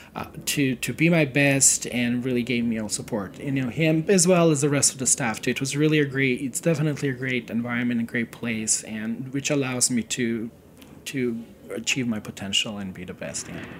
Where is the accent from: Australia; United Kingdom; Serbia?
Serbia; moved away as an adult; now in United States; I come from Serbia and I grew up during the very uh, turbulent